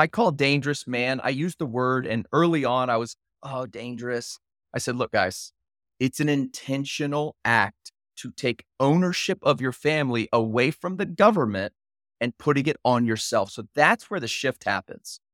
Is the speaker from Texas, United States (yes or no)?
yes; Houston, Texas, United States; moved away; I'm from Houston.